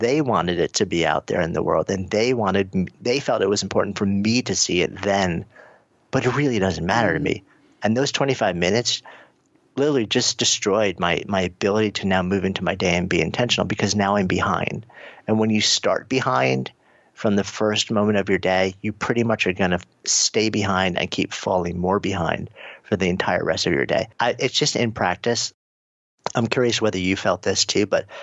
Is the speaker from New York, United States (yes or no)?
yes; New York, United States; I'm a New Yorker